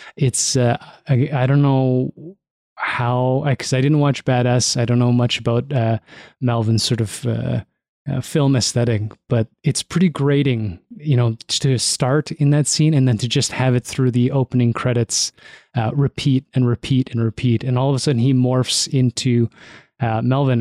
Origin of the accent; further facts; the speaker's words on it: Toronto, Ontario, Canada; Growing up in Toronto